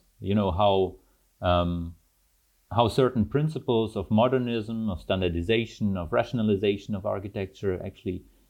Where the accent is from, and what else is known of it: Germany; born or raised there; also born or lived in Almaty, Kazakhstan / Leuven, Belgium / Antwerp, Belgium